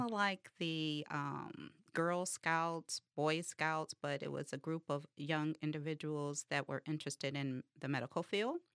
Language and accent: English; Detroit, Michigan, United States; I'm from Detroit, West Side